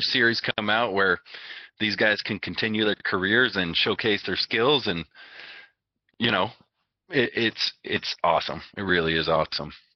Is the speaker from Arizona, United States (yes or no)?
yes; Arizona, United States; I grew up in Arizona